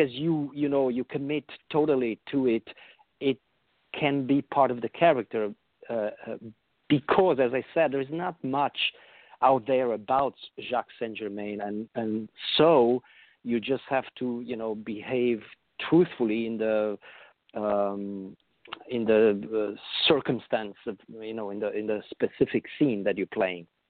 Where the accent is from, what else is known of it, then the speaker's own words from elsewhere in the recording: Transylvania, Romania; now in United States; I was born in Transylvania and I moved.